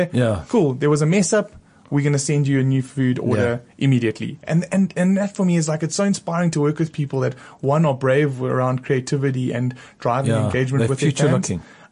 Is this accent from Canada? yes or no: no; South Africa; accent: South African; I have an accent because I'm from South Africa